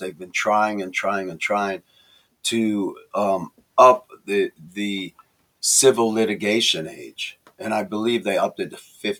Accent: Chicago, Illinois, United States; I'm from Chicago.

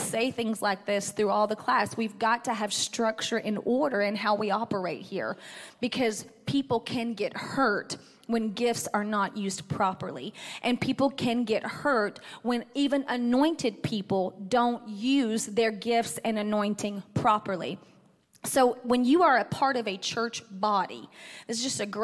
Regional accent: Athens, United States; moved away; My hometown is Athens

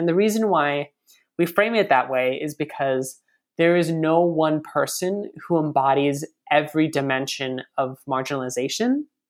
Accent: United States; So I'm Asian American, and I think that over the past several years, there's been kind of this like awkward acknowledgement of like, yeah, Asians are like people of color

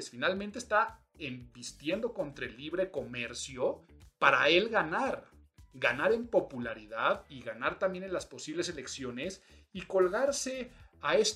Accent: Mexico; yo soy muy mexicano y estamos hablando de soberanía

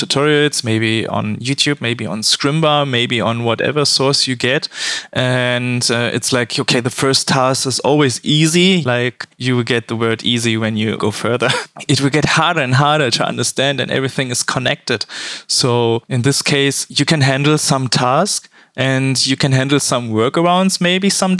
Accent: Cologne, North Rhine-Westphalia, Germany; I'm from Germany

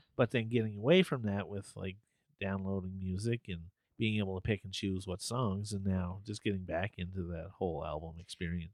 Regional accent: Canada; we're Canadian

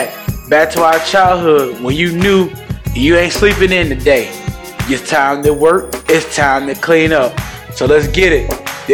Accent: Newport News, Virginia, United States; I remember growing up in Newport News.

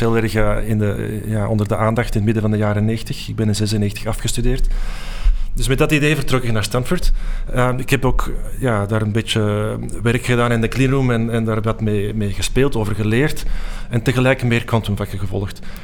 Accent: Antwerp, Flanders, Belgium; moved away as an adult; also born or lived in Delft; een uur rijden van Antwerpen, waar ik ben opgegroeid

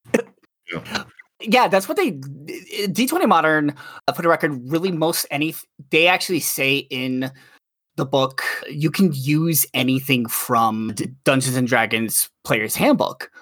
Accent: New York, United States; I'm a New Yorker

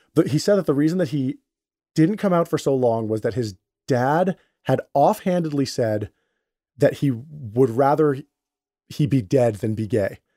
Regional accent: Westchester County, New York, United States; I'm a Puerto Rican, and you know, I grew up in Westchester County

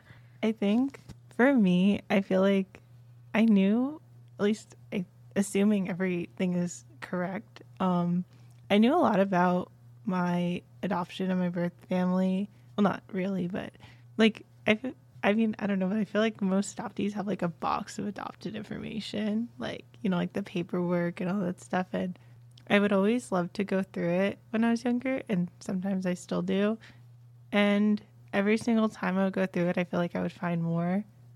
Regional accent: Kazakhstan; born there; oh, I was born in Kazakhstan. Like, you don't even know where that is.

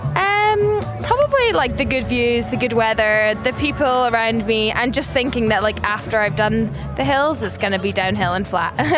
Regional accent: Scotland, United Kingdom; moved away as an adult; I'm from Scotland

